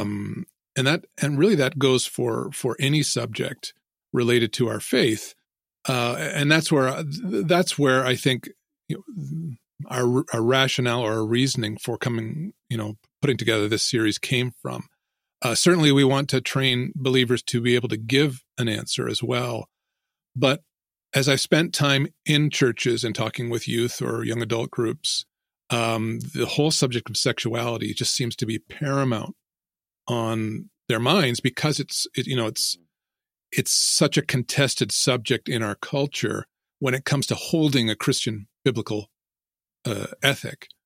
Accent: Ontario, Canada; I grew up here in Ontario near, um, well, most people would know where Toronto is probably, uh, about two hours away from Toronto.

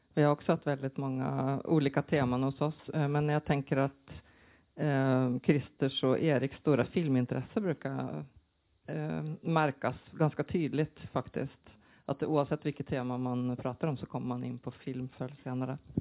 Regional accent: Norway; Swedish is a second language; now in Sweden; jag är ju norsk SF-fan i grunden och sen flyttade till Sverige

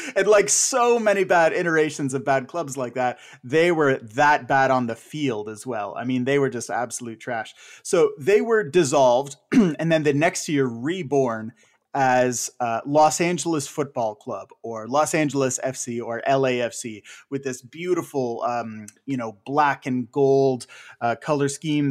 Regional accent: Ottawa, Ontario, Canada; my hometown

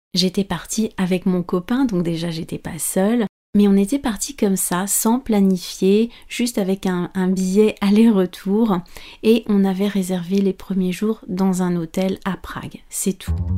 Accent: France

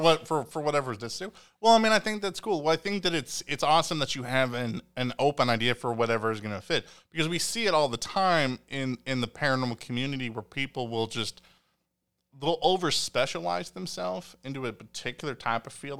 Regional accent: Evansville, Indiana, United States; I've lived in Evansville since I was born in Evansville

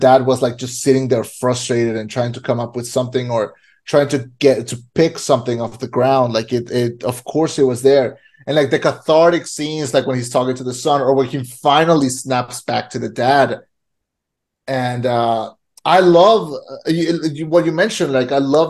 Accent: Mexico; moved away; also born or lived in United States; I grew up in Mexico.

